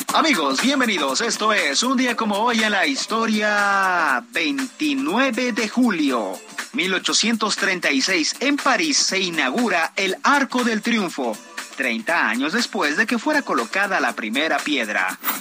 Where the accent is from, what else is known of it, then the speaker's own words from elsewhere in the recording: Querétaro, Mexico; El municipio de Querétaro, de donde yo soy, tiene un milloncito.